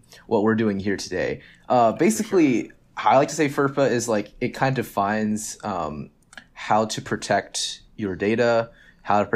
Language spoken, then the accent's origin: English; Dallas, Texas, United States; I'm from Dallas